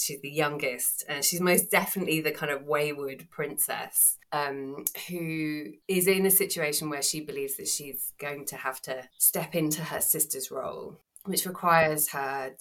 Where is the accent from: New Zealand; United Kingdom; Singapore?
United Kingdom; England; I'm English and, you know, not Greek